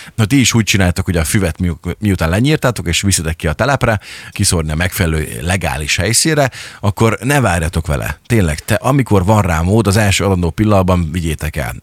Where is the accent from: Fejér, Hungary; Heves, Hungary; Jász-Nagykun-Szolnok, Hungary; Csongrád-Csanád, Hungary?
Csongrád-Csanád, Hungary; Szeged; törzsgyökeres szegediként, vagy Szeged mellől származóként